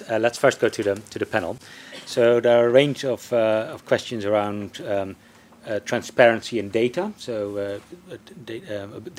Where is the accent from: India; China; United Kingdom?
China; from China.